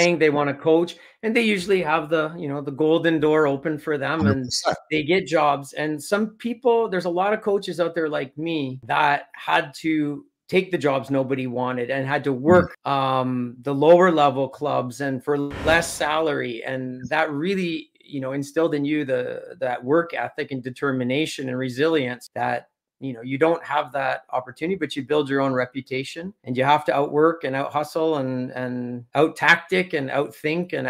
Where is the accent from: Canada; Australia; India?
Canada; Aurora, Ontario; moved away as an adult; also born or lived in United States / Germany; now in Nantes, France; Born and raised in Aurora, Ontario. It's a suburb of Toronto